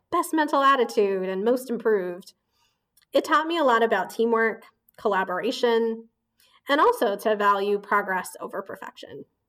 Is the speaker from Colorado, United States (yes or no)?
no; Indianapolis, Indiana, United States; moved away as an adult; also born or lived in Bombay, India; now in Boston, United States; I grew up in Indiana